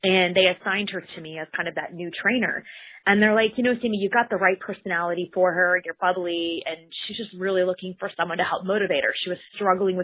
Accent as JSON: {"language": "English", "town": "Bismarck", "region": "North Dakota", "country": "United States", "tie": "born or raised there", "said": "I grew up in the capital of North Dakota, which is Bismarck, about 75,000 people"}